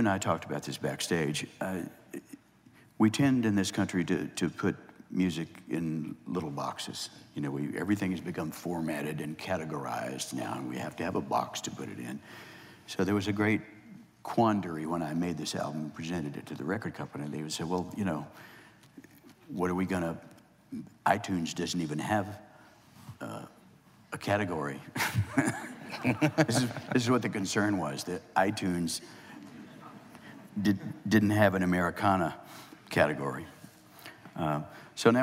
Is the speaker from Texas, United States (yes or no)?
yes; northeast Texas, United States; moved away as an adult; also born or lived in California; my hometown was 2,500 people.